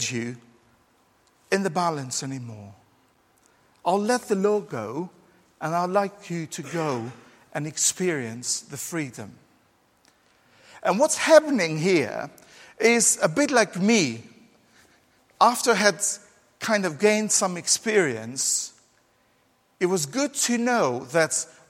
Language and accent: English; Albania; now in England, United Kingdom; growing up in Albania, we didn't have, oh, poor Albanians, we didn't have children's bikes